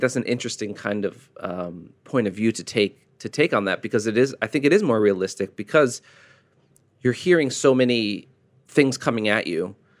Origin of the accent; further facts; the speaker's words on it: United States; As an American